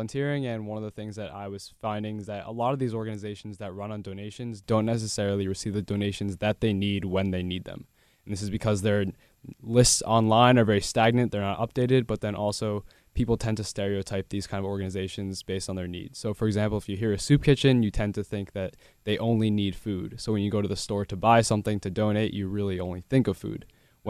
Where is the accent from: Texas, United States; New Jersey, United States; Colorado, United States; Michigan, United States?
New Jersey, United States; Princeton; From Princeton, New Jersey.